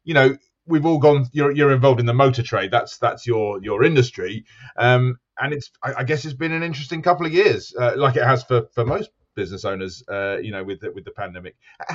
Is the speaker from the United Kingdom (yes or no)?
yes; United Kingdom; I am not South African, I'm British, but my dad grew up in South Africa.